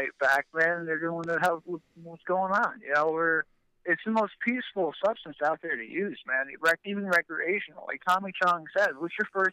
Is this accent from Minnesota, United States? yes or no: no; New Jersey, United States; born and raised in Jersey